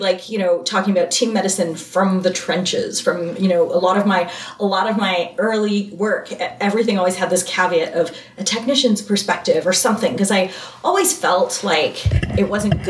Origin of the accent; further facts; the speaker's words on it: Waterdown, Ontario, Canada; I'm from Ontario, Canada, Waterdown, Ontario, Canada.